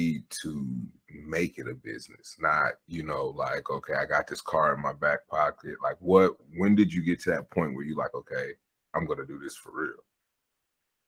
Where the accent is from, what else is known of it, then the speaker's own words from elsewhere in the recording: Lima, Ohio, United States; I'm from Lima, Ohio